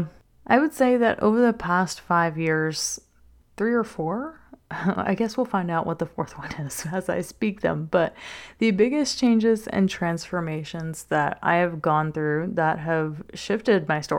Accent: Covington, Louisiana, United States; I am from South Louisiana, a little town named Covington. It's just north of New Orleans. You might hear the accent every now and then.

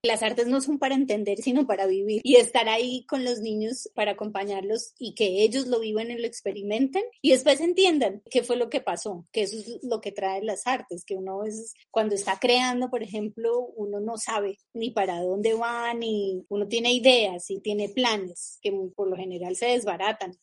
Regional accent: Venezuela; Yo nací en Venezuela

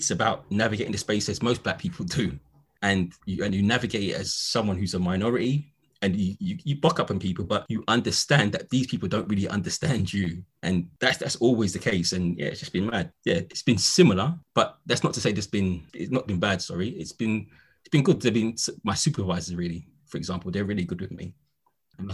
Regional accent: London, United Kingdom; But I'm a Londoner, so I didn't really find that university vibe, you get me?

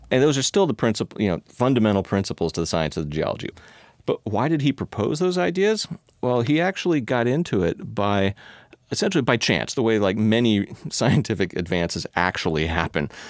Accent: Palo Alto, California, United States; now in Seattle, United States; I grew up in California

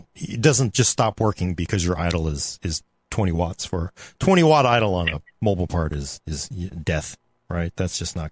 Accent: California, United States; I'm from California, man.

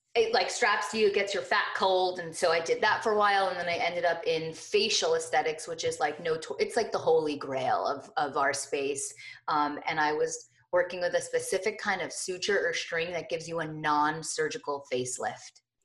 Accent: Morristown, New Jersey, United States; I grew up in Morristown, New Jersey

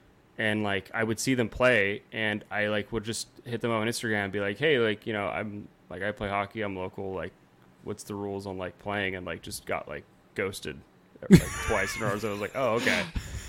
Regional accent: San Jose, California, United States; that's the rink I grew up playing at in San Jose

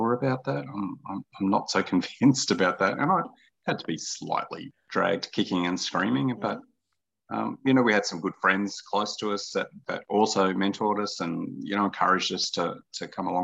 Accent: Toowoomba, Queensland, Australia; also born or lived in Hunter Valley; now in Brisbane, Australia; I grew up around the Darling Downs, around Toowoomba

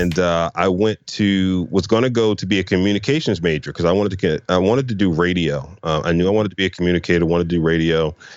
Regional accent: Philadelphia, Pennsylvania, United States; I grew up in, uh, Philadelphia, North Philadelphia

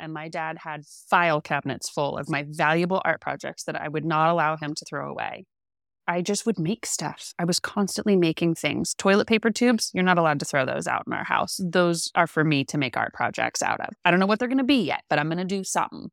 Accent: Central Coast, California, United States; I'm from California, born and bred, California raised. Um, I grew up on the Central Coast, which was magical.

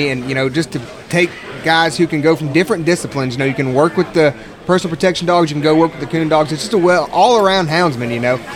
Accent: Shell City, Missouri, United States; I'm from Shell City, Missouri.

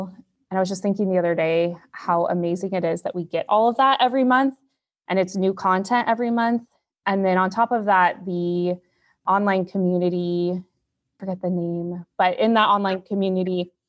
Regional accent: Oregon, United States; I am from Oregon. I live in Salem, Oregon. I'm a teacher. I'm a single mom.

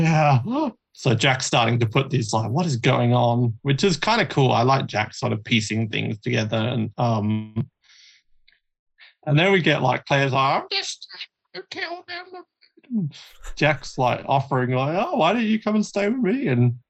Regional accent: Australia; I'm the only Australian

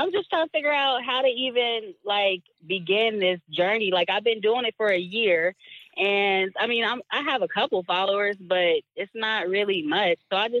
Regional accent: Cincinnati, Ohio, United States; I'm from Cincinnati.

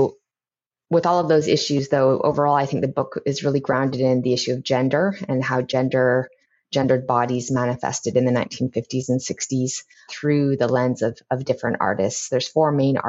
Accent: Lethbridge, Alberta, Canada; moved away; I spent some of my time growing up, when I later moved to Lethbridge, living with my grandfather

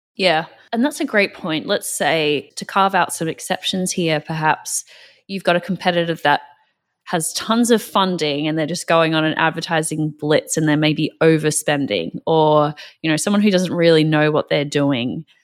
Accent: Australia; now in North America; I'm from Australia

